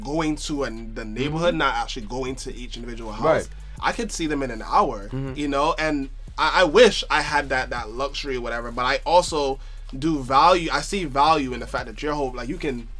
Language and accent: English; New York City, New York, United States; also born or lived in Washington Heights, New York; so I'm from Brooklyn too.